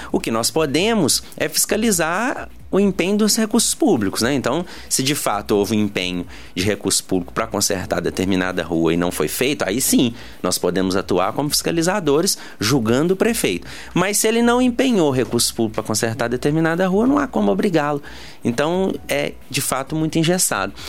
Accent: Tiradentes, Minas Gerais, Brazil; eu sempre tive Tiradentes, né, minha cidade natal, cidade natal também dos meus familiares, no coração.

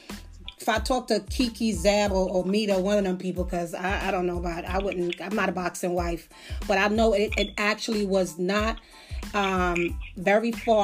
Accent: Las Vegas, Nevada, United States; I grew up in Las Vegas

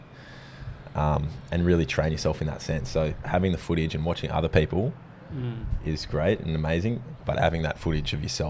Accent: Sunshine Coast, Queensland, Australia; growing up on the Sunshine Coast, my father was a surfer, same with my grandfather. And so I pretty much grew up on the beach

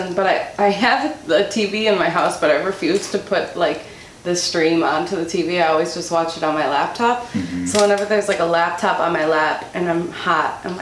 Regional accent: Racine, Wisconsin, United States; a gamer coffee shop in Racine where I grew up

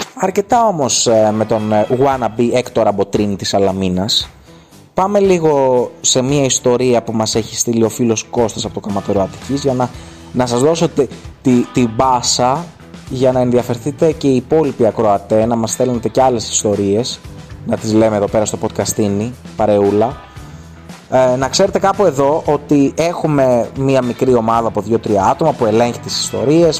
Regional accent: Kymi, Central Greece, Greece; στο χωριό μου στους Μαλιθιάνους στην Κίμη

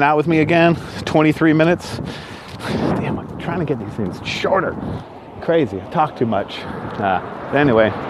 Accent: Northern California, United States; now in Southern California, United States; Born and raised in Northern California, now live in Southern California

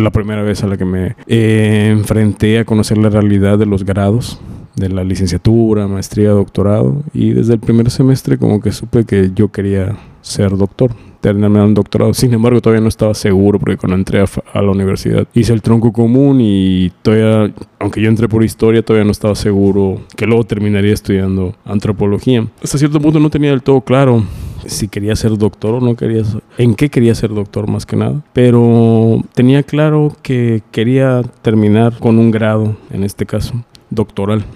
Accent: Mérida, Yucatán, Mexico; moved away; Yo soy de Mérida.

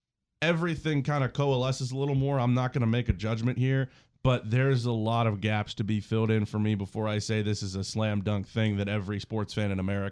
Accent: Morgantown, West Virginia, United States; growing up in Morgantown

